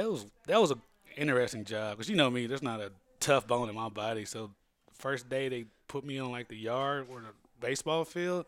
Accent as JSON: {"language": "English", "town": "Lilbourn", "region": "Missouri", "country": "United States", "moved": "as an adult", "lives_now": "Los Angeles, United States", "said": "I'm from Lilburn, Missouri, which is in the Boot Hill."}